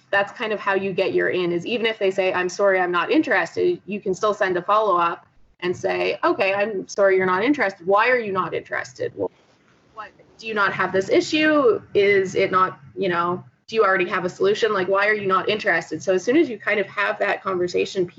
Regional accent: Canadian / East Coast, Canada; me probably being Canadian / East Coast

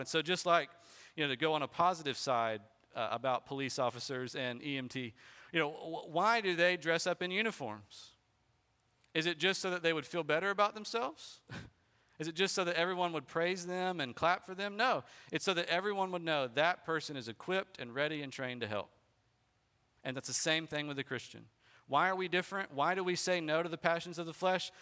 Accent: Bartow, United States; I was born in Bartow and I'm still living here

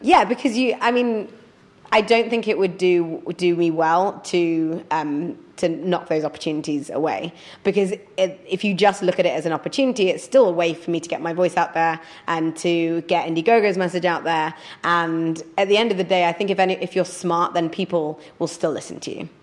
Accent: Leeds, Yorkshire and the Humber, United Kingdom; now in London, United Kingdom; I'm a northerner, I'm from Leeds

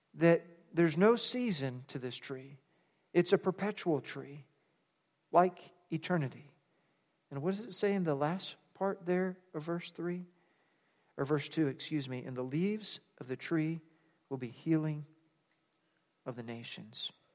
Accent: United States; we're American

